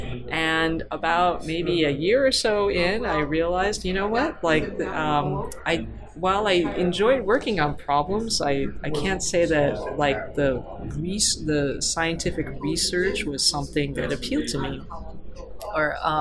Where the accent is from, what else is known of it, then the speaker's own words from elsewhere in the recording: California, United States; I'm from California, and I missed California